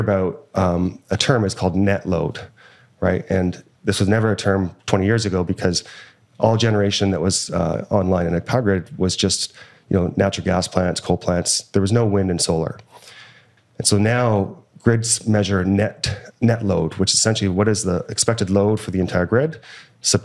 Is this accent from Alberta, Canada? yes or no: yes; Alberta, Canada; I'm from Alberta.